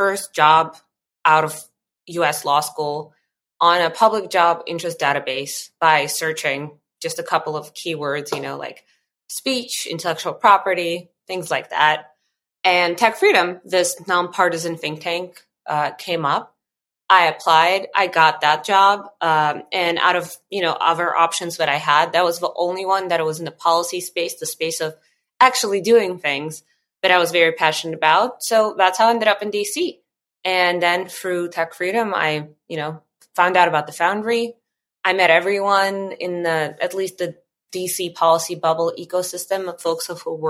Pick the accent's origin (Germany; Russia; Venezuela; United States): Russia; moved away; I was born and I grew up in Russia in a family of Armenian immigrants